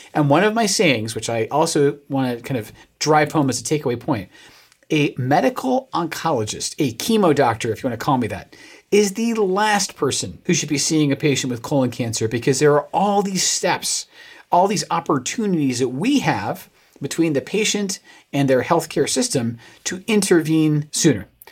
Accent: United Kingdom; I am a British man

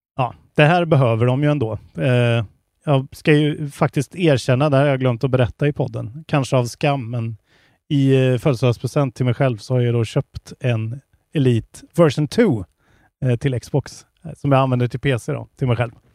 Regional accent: Värmland, Sweden; jag är från Värmland. Klart jag säger tillbud

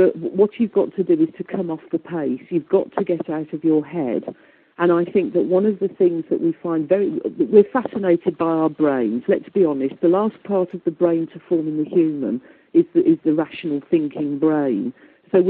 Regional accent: Midlands, United Kingdom; accent: Midlands; I've got a very Midlands accent

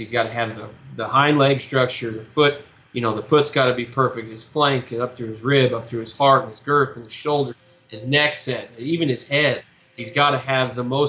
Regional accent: Wyoming, United States; moved away as an adult; now in Nebraska, United States; I'm from Wyoming originally, and I came into this state

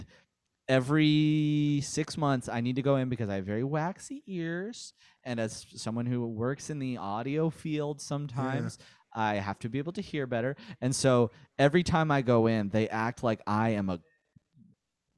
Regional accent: Mobile, Alabama, United States; now in Florida, United States; I was born in Mobile, Alabama

